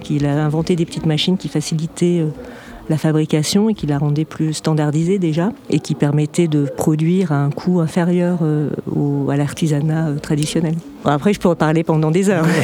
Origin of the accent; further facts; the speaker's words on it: France; Et moi, je suis française. Je suis la directrice marketing de la société.